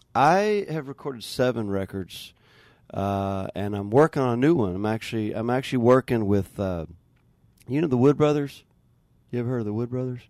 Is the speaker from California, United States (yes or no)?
no; North Carolina, United States; also born or lived in Austin, Texas / Nashville, Tennessee; now in New Orleans, United States; originally from North Carolina. Uh, I grew up out there